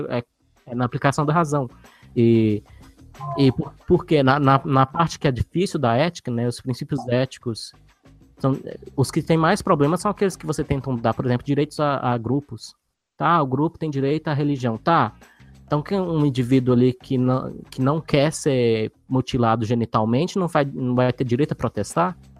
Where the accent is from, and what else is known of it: Brazil